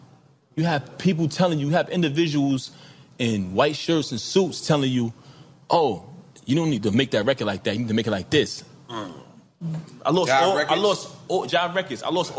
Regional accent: New York City, New York, United States; I come from Brooklyn. I'm from the sidewalk.

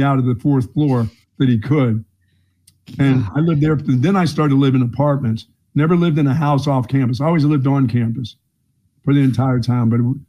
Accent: Greensboro, North Carolina, United States; I was sent from Greensboro, North Carolina when I was in about fourth grade to visit relatives in Philadelphia.

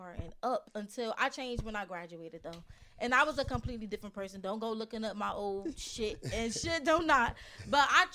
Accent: Paterson, New Jersey, United States; I am from Patterson, New Jersey

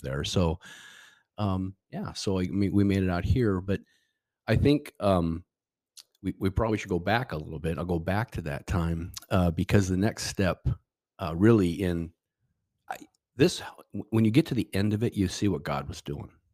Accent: Seattle, Washington, United States; moved away as an adult; also born or lived in California; we are from, I'm from Seattle, the Northwest

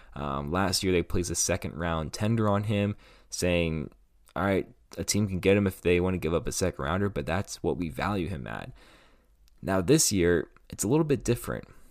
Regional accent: Camp Hill, Pennsylvania, United States; my hometown. Um, it was outside Harrisbur-, Harrisburg, P A, um, a town called Camp Hill

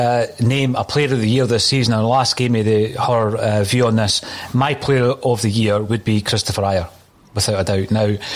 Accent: Dunfermline, Scotland, United Kingdom; I was talking to someone in my hometown, my home city, it is actually, of Dunfermline

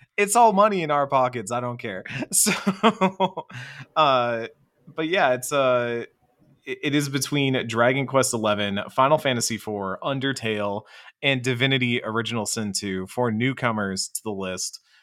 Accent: Texas, United States; speaking as a Texan

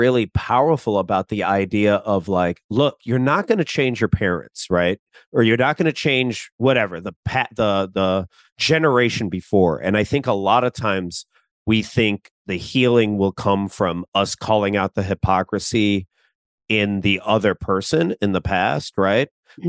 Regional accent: Philippines; you know, I'm Filipino and I watch a lot of like TikToks from like Filipino comedians.

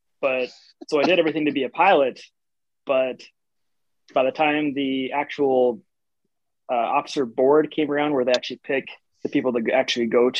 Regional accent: North Dakota, United States; moved away as an adult; also born or lived in Shreveport, Louisiana; I'm from North Dakota

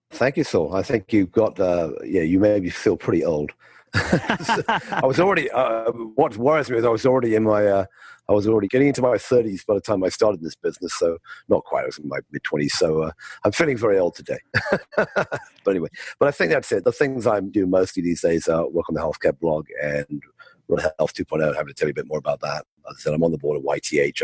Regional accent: United Kingdom; moved away as an adult; also born or lived in London / California; I grew up in the UK, as you can tell by my, my accent.

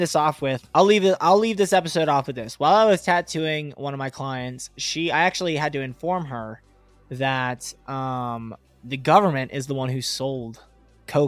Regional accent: Pittsburgh, Pennsylvania, United States; I'm from Pittsburgh, Pennsylvania

